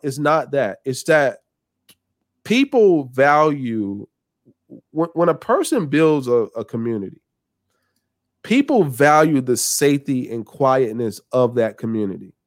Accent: the South, United States; I'm from the South

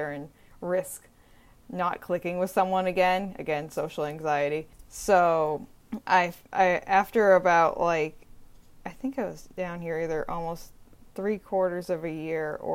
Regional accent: Massachusetts, United States; also born or lived in Richmond, Virginia; I moved back up from Virginia to Massachusetts to the Cape where I live right now.

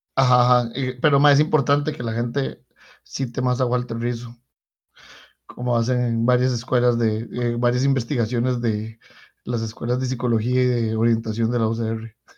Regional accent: Costa Rica; una moneda tan basura como la que nosotros tenemos, la reserva de valor en una economía como la costarricense

